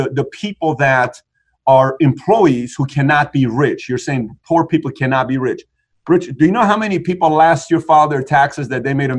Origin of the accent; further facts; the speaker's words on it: Iran; moved away; I grew up in Iran.